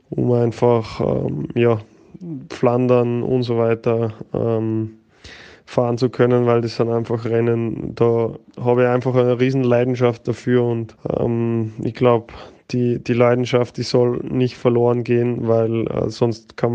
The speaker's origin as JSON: {"language": "German", "country": "Austria", "said": "Äh, bin selber wollte mal Skifahrer werden, als Österreicher kein, ja, wie soll ich sagen, kein, keine große Verwunderung wahrscheinlich. Ich bin mit vier Jahren oder drei Jahren schon auf den Brettern gestanden"}